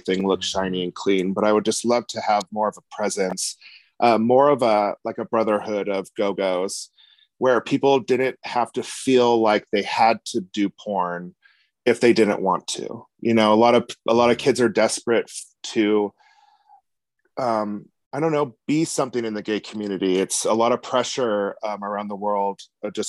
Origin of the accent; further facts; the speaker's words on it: Reno, Nevada, United States; Where I'm from is Reno, Nevada. Small town